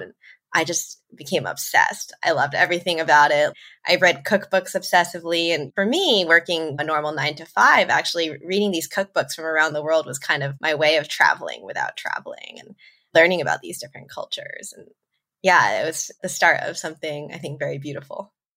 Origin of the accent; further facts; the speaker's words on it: New York suburbs, United States; moved away as an adult; also born or lived in Tokyo, Japan; I'm American. I grew up in New York, in the suburbs. I'm Chinese American